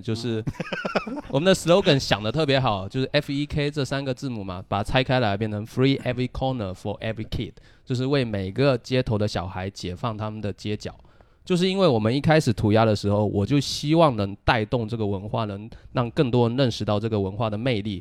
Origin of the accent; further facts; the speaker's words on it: China; also born or lived in Australia; 我是当时整个学院里面唯一一个中国人，或者说黄皮肤的人